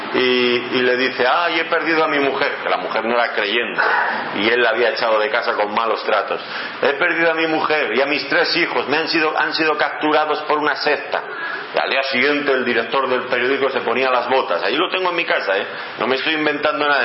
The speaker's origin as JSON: {"language": "Spanish", "town": "Ávila", "region": "Castile and León", "country": "Spain", "said": "allí de donde yo vengo, de Ávila"}